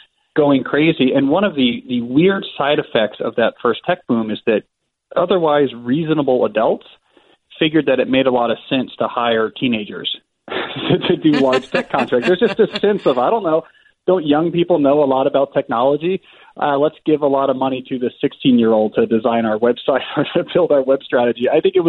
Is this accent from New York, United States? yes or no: no; near Princeton, New Jersey, United States; Mainly in New Jersey, sort of near Princeton, New Jersey.